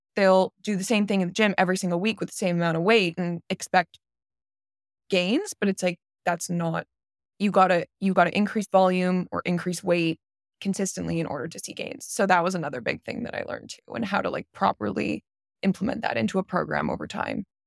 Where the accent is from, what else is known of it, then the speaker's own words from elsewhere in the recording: Canada; I'm from Canada